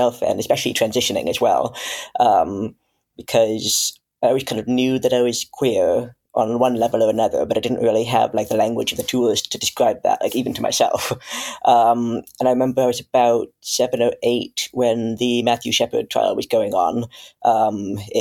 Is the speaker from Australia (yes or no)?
no; Canada; now in United Kingdom; I come from Canada. I'm now living in the UK